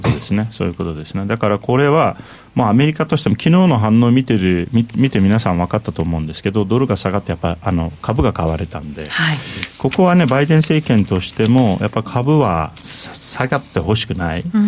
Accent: Turkey; now in Japan; トルコ出身なんで、まあ、いわゆる中東出身

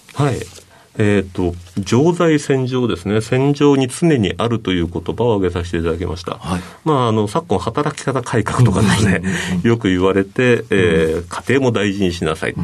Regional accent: Oita, Japan; 大分県大分市ですね。

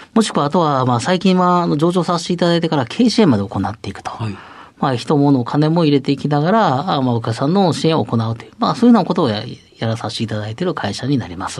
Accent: Otsu, Shiga, Japan; 出身は滋賀県大津市です

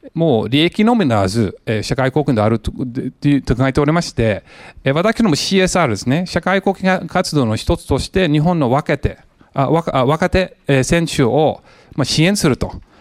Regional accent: San Jose, California, United States; Japanese is a second language; moved away as an adult; also born or lived in Los Angeles, United States; now in Japan; アメリカ人なんですけども、えー、ロスの生まれ、えー、育ちはもうサンフェンシスコ近辺の、えー、サノゼ

